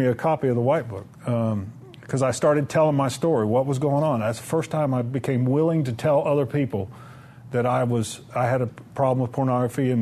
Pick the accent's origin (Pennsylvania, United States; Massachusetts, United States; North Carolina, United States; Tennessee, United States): Tennessee, United States; Murfreesboro; I'm from Murfreesboro